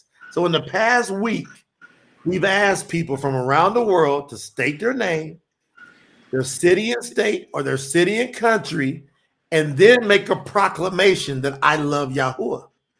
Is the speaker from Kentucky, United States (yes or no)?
yes; Kentucky, United States; Kentucky, my home state.